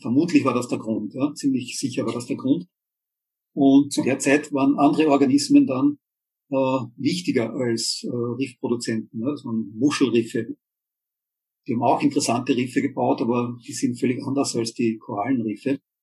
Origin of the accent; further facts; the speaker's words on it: Austria; bei uns in Österreich